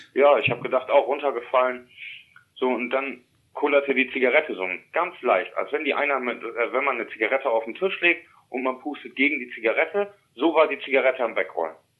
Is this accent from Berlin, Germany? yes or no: no; East Frisia, Lower Saxony, Germany; also born or lived in Emsland; ich bin als kleiner Junge in Wena groß geworden. Das ist ja hier in Ostfriesland.